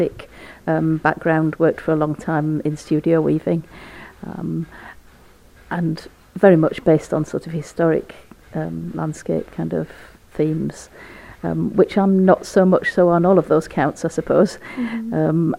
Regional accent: Yorkshire and the Humber, United Kingdom; now in Orkney, United Kingdom; grew up in West Yorkshire, which is very much a textile area

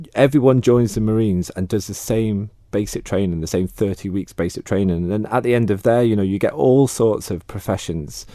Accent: Peel, Isle of Man; moved away as an adult; I grew up in Peel to begin with.

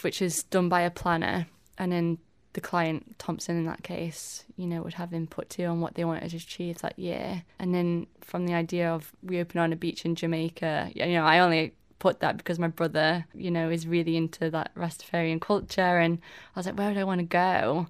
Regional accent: Tramode, Isle of Man; I was born here on the island, and then I grew up in Tramode with my fam.

